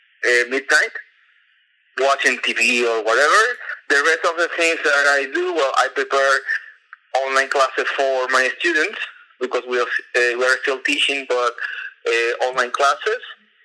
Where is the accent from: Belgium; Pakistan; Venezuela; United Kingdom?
Venezuela; moved away as an adult; now in Istanbul, Turkey; I'm from Venezuela, but I have been living here in Istanbul for almost 4 years already.